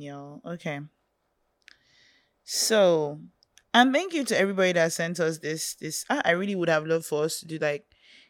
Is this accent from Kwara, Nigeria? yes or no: no; Lagos, Nigeria; now in Sokoto, Nigeria; Well, I'm from Lagos, but I school here in Sokoto, and I'm in my final year already studying accounting.